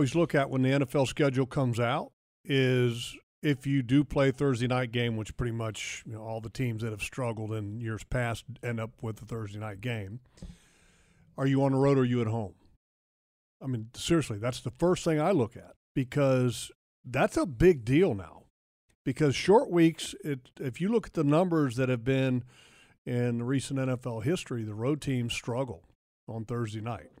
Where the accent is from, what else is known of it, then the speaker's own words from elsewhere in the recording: District of Columbia, United States; I grew up in Washington area